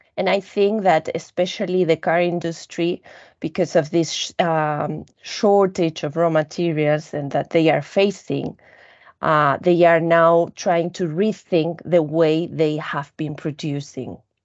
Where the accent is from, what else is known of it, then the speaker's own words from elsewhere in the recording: Spain; I come from Spain